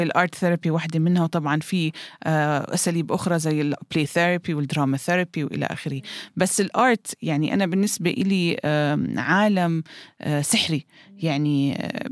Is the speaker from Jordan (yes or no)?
yes; Jordan; عندنا بالأردن